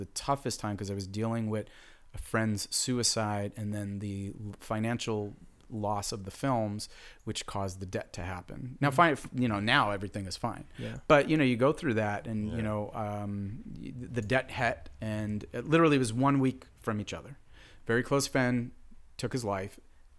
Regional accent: New York City, New York, United States; I'm literally Brooklyn, Queens, and Manhattan. So I'm like a New Yorker, and I'm an Italian New Yorker.

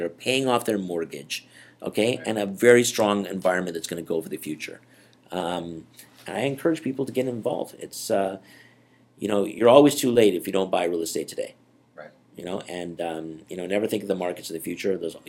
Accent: Canada; I'm from Canada.

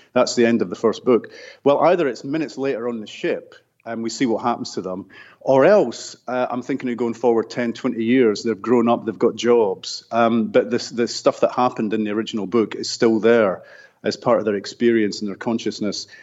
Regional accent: Scotland, United Kingdom; I grew up in Scotland in a working class neighbourhood.

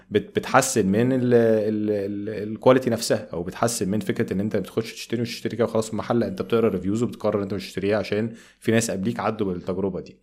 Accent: Egypt; أنا كمواطن مصري بسيط

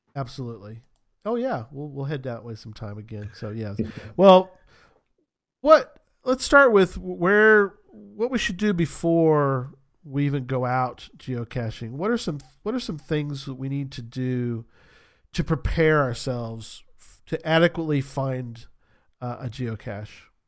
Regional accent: San Antonio, Texas, United States; moved away; where I grew up was in San Antonio.

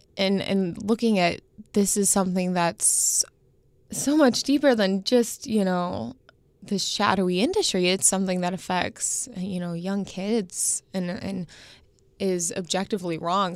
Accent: Indianapolis, Indiana, United States; growing up in Indianapolis, seeing in your hometown paper

